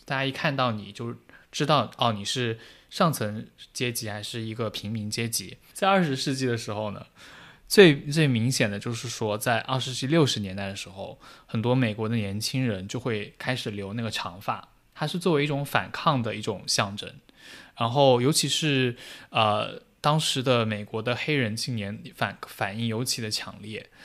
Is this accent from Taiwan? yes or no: no; China